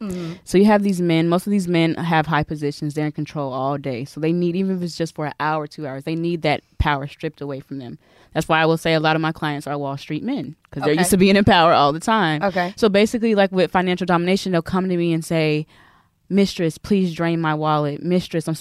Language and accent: English; the South, United States; I'm from the South. I'm a Southern sweetheart